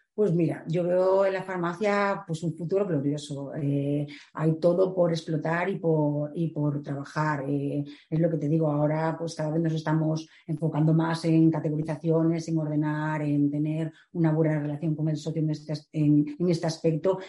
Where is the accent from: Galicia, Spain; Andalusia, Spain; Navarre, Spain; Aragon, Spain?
Galicia, Spain; A Coruña; yo soy de La Coruña eh, llevo Galicia